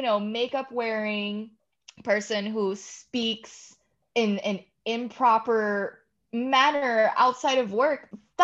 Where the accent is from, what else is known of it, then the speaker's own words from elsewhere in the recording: Newark, New Jersey, United States; I grew up in Newark.